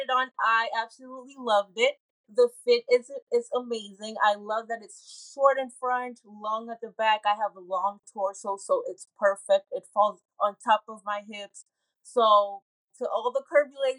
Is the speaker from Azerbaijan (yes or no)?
no; Puerto Rico; moved away; I was growing up in Puerto Rico